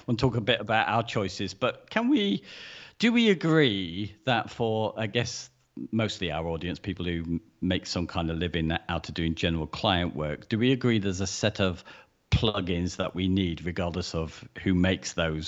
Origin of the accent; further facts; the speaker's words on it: United Kingdom; we're British